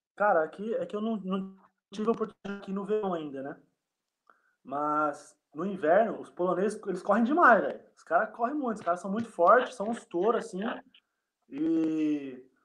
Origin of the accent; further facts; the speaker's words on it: Embu das Artes, São Paulo, Brazil; moved away as an adult; also born or lived in Uberlândia; now in Bytów, Poland; eu não sou de Uberlândia não, cara, eu sou de Embu das Artes, São Paulo.